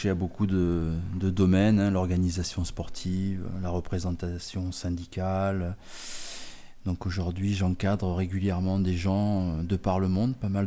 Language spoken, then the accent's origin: French; Paris suburbs, Île-de-France, France; also born or lived in Saint-Gaudens, Comminges, Pyrenees; Et j'ai très rapidement suivi mes parents. C'était l'exode du début des années 60 donc j'ai vécu quasiment 17 euh, ans euh, en banlieue euh, parisienne. D'accord. Donc dans le 92 exactement. Courbevoie, Colombes, Bois-Colombes.